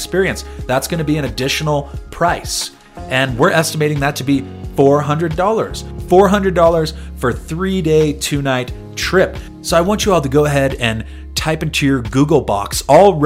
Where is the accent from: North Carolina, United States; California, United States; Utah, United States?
California, United States; San Diego; moved away; my hometown of San Diego